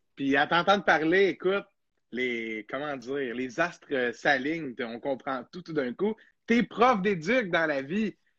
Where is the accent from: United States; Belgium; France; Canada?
Canada; Montreal, Quebec; moved away; also born or lived in Jonquière; Je viens de Montréal